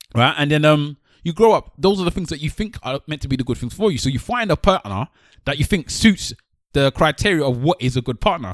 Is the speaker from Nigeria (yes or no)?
yes; Nigeria; as a Nigerian, we brought up in a Nigerian home